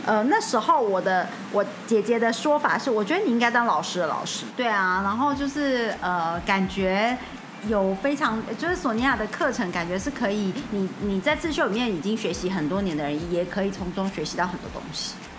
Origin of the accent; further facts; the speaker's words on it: Taiwan; 我们讲台语说德侠